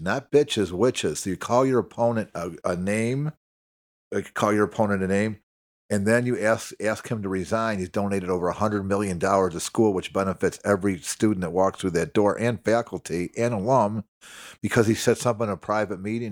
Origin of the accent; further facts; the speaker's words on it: Chicago, Illinois, United States; I'm from Chicago